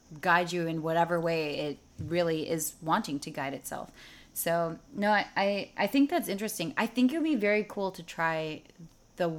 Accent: Chicago, Illinois, United States; also born or lived in St. Louis; I'm from Chicago, and so when I went to school in St. Louis

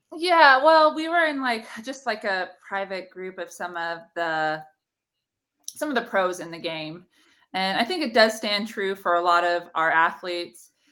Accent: NorCal, California, United States; I played for the Selena Storm and it was just, like, my hometown club organization

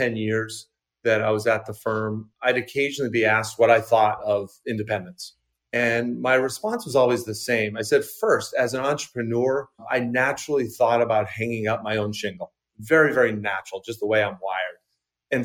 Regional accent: Maine, United States; also born or lived in Boston / London; I grew up in Maine, still live in Maine, just outside of Portland

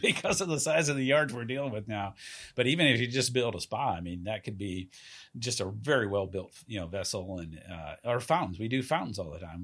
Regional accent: Southeast, United States; moved away as an adult; also born or lived in Camp Pendleton, California; now in California, United States; I'm originally from the Southeast

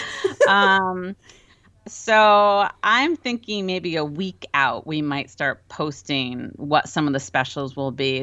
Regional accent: Rhode Island, United States; moved away as an adult; also born or lived in Connecticut; we're from Rhode Island

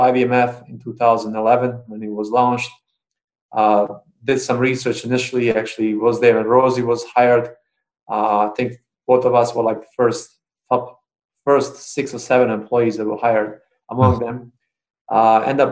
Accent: Bosnia & Herzegovina; moved away as an adult; now in Syracuse, United States; And I'm originally from Bosnia and Herzegovina. So after the war in the end of 99, I immigrated to U.S. as a refugee

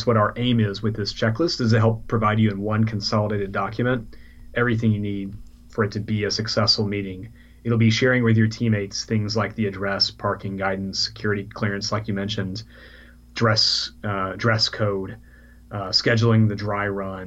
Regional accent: Texas, United States; moved away as an adult; now in London, United Kingdom; We're from Texas originally.

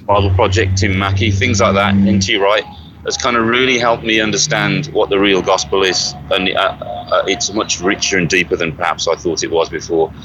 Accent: Birmingham, West Midlands, United Kingdom; now in United States; I'm from Birmingham, uh, England

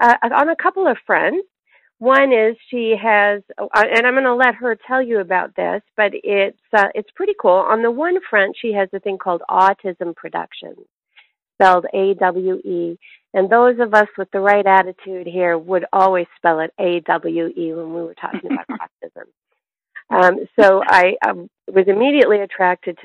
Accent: Canada; now in United States; When I grew up, I grew up in Canada

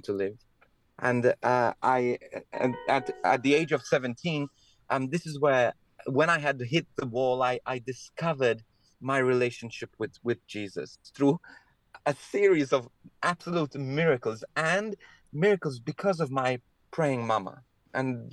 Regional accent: Malta; I was born in Malta in the Mediterranean. So I was brought up in this beautiful Catholic country

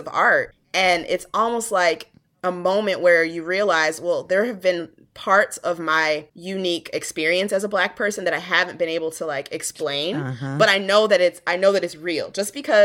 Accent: Hartford, Connecticut, United States; moved away as an adult; now in Texas, United States; I'm originally from Hartford, Connecticut

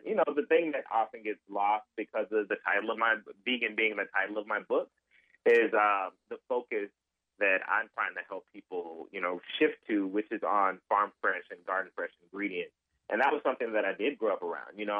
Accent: Memphis, Tennessee, United States; also born or lived in Northern Mississippi; I grew up in Memphis, but my family comes from

